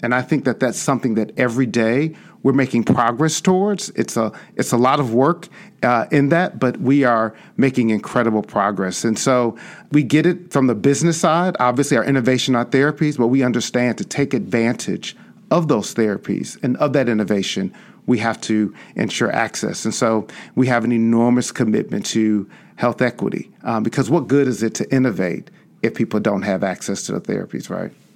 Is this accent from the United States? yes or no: yes; Chicago, Illinois, United States; born or raised there